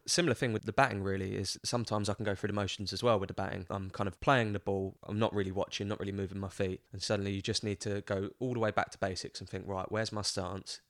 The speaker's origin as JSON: {"language": "English", "region": "London", "country": "United Kingdom", "tie": "born or raised there", "also_born_or_lived": "Birmingham", "accent": "Cockney", "said": "growing up in England"}